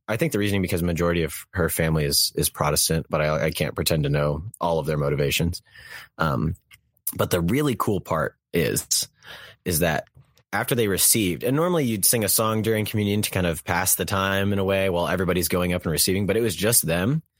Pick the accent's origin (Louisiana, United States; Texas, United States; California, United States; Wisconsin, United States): Texas, United States; I was born and raised in Texas land